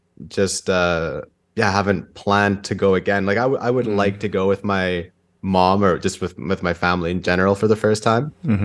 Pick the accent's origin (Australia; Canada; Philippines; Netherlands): Canada; British Columbia; also born or lived in Santiago, Chile; And then I was born in Santiago, and then first kid. So kind of panicked, and they're like, okay, well, we want to go somewhere that's wild, but safe. And then someone told them British Columbia. And they're like, all right, we'll go to British Columbia then.